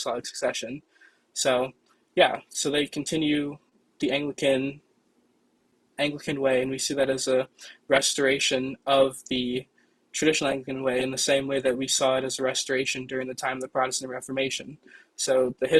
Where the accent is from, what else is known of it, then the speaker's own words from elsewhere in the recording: United States; growing up in America, I grew up in the Episcopal Church